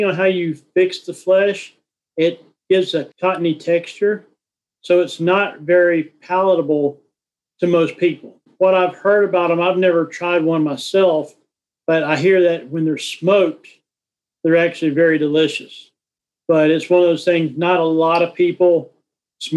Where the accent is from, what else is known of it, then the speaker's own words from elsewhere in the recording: North Carolina, United States; I grew up in North Carolina